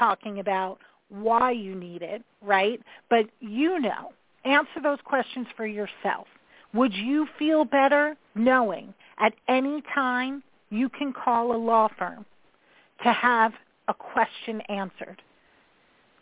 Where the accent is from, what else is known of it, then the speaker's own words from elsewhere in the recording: New York, United States; I am that New Yorker